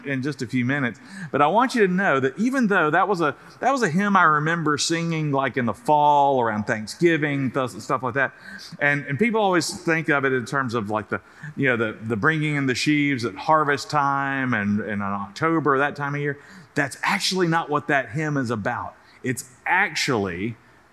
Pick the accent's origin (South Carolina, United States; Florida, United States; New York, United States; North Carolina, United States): South Carolina, United States; moved away; when I was a little kid growing up in South Carolina